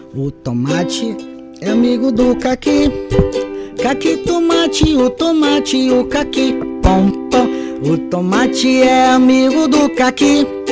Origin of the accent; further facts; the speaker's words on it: São Luís, Maranhão, Brazil; Eu sou ludovicense, maranhense